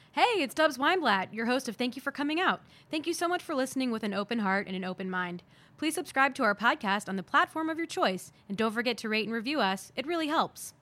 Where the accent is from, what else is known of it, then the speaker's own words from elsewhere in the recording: Columbus, Ohio, United States; Columbus, Ohio